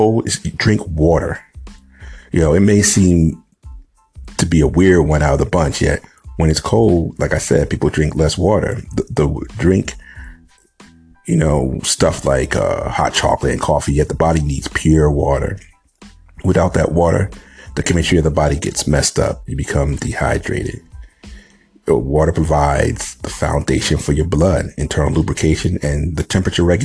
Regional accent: New England, United States; I grew up in the Northeast in New England.

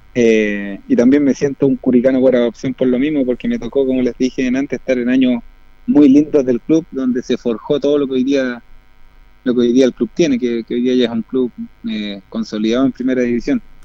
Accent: Linares, Maule, Chile; yo soy nacido y criado en Linares

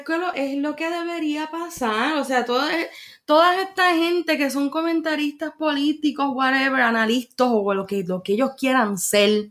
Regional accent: Bayamón, Puerto Rico; yo soy de Bayamón y en Bayamón la gente guía como los vaqueros

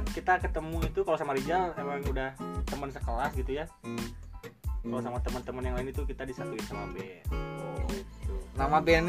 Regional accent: Cimahi, West Java, Indonesia; now in Cicalengka, Indonesia; Dulu waktu saya merantau dari Cimahi ke Cicalengka itu saya dipertemukan sama anak-anak ini di sekolah yang sama

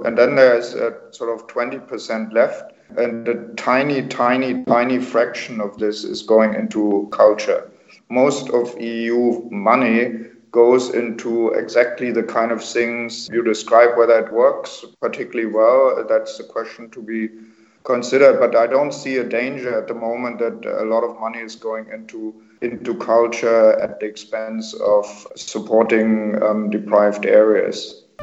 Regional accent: East Germany, Germany; moved away as an adult; also born or lived in Brussels; I grew up in East Germany

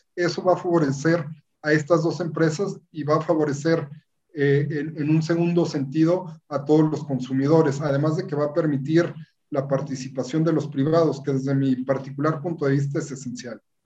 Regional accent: Mexico; somos todos los mexicanos

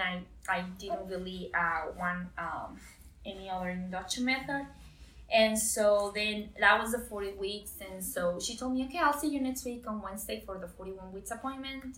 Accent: Costa Rica; moved away as an adult; But I'm was born and raised in Costa Rica.

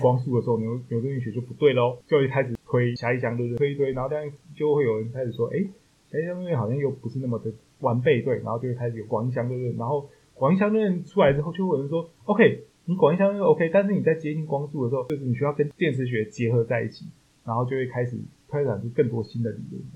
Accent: Taichung, Taiwan; 因为我台中人

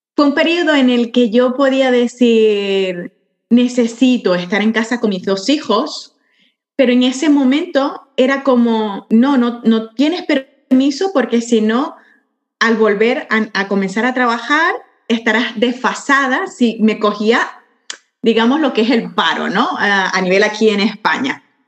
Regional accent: Venezuela; moved away as an adult; now in Barcelona, Spain; soy venezolana catalana

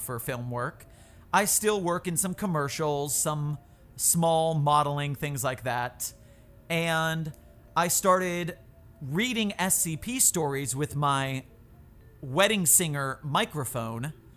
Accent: Florida, United States; moved away as an adult; now in San Francisco, United States; I'm from Florida

